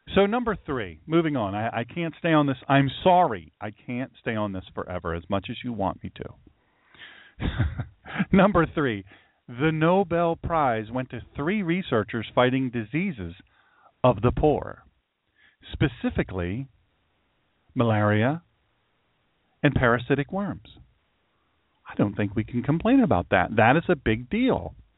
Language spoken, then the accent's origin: English; Baltimore, Maryland, United States; I'm from Baltimore